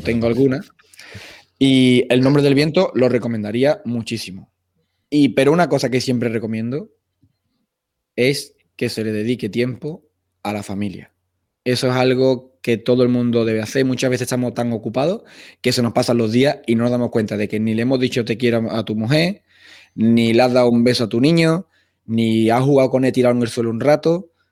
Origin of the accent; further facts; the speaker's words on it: Utrera, Andalusia, Spain; yo soy de Utrera, de Sevilla